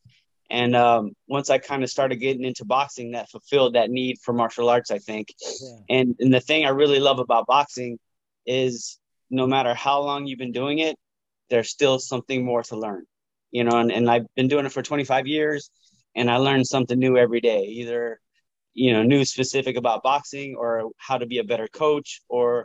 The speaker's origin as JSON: {"language": "English", "town": "Las Vegas", "region": "Nevada", "country": "United States", "tie": "born or raised there", "also_born_or_lived": "Calgary, Canada", "said": "I was born in Canada, in Calgary, and then we came to Las Vegas when I was five. So I've been in Vegas for 45 years."}